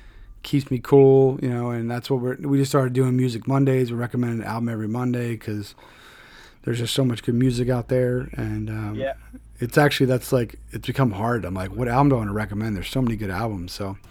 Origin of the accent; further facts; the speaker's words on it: Philadelphia, Pennsylvania, United States; now in Connecticut, United States; I'm from Philadelphia originally